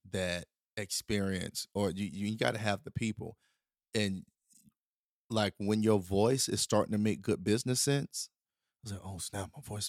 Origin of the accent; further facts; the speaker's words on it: the South, United States; Country music wasn't an option though now because I grew up in the South